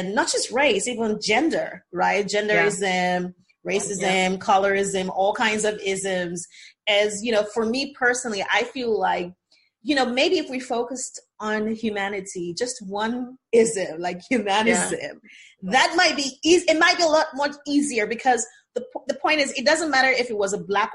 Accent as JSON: {"language": "English", "region": "Lagos", "country": "Nigeria", "tie": "born or raised there", "said": "I'm more Lagosian than you are because I was born here in Lagos"}